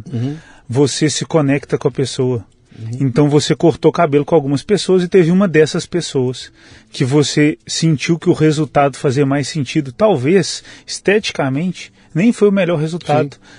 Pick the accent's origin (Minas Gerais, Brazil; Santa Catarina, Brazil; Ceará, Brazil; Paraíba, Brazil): Minas Gerais, Brazil; Belo Horizonte; also born or lived in Rio de Janeiro / São Paulo / Porto Alegre / Maceió; Eu vim de Belo Horizonte, mas eu já morei cinco anos no Rio.